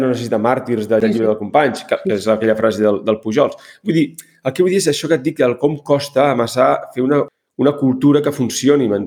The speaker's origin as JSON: {"language": "Catalan", "region": "Catalonia", "country": "Spain", "said": "perquè no som uns desertors, perquè som catalans."}